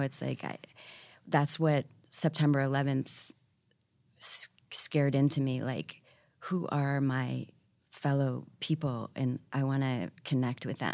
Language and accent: English; Syracuse, New York, United States; also born or lived in San Francisco / Washington, D.C.; now in New York, United States; I was raised outside of Syracuse